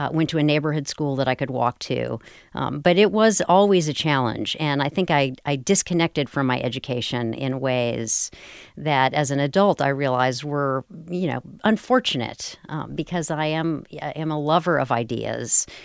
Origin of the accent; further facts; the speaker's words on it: Durham, North Carolina, United States; I grew up in Parkwood, a tiny little subdivision in southeastern Durham County